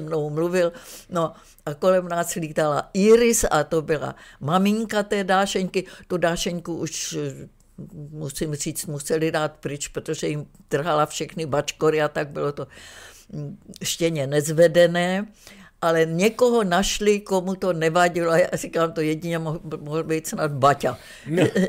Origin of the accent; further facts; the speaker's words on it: Czechia; moved away as an adult; also born or lived in Düsseldorf, Germany / Vienna, Austria; jako Češka tam přišla